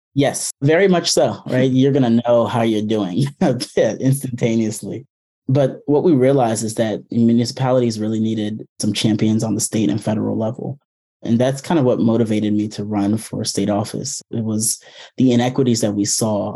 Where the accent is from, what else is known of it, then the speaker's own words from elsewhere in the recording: Prince George's County, Maryland, United States; I grew up here in Prince George's County, Maryland